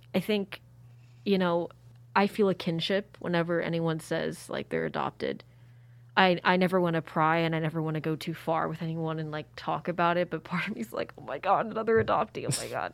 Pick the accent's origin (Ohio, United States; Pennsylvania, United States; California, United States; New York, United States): Pennsylvania, United States; Philadelphia; also born or lived in Sanshui, China; I went to P A, where I'm from, Philly. Grew up there.